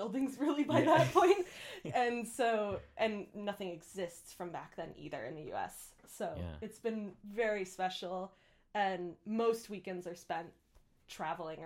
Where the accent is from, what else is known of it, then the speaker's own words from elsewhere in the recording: United States; moved away as an adult; now in United Kingdom; I am originally from the United States, if you couldn't already tell from my accent